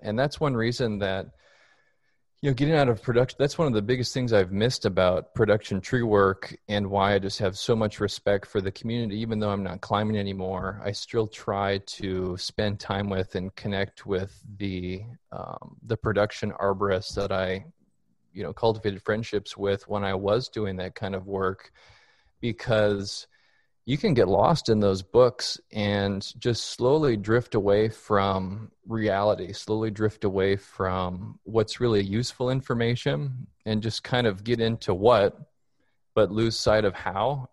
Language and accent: English; Minneapolis, Minnesota, United States; moved away as an adult; also born or lived in Colorado Springs, Colorado; now in Fort Worth, United States; I'm originally from Minneapolis, Minnesota